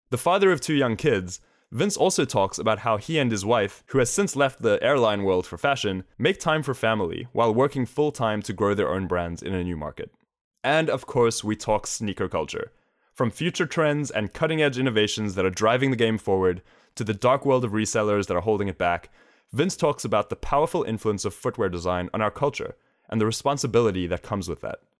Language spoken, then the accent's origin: English; Melbourne, Victoria, Australia; moved away as an adult; now in New York, United States; I'm from Melbourne, Australia, so long way away.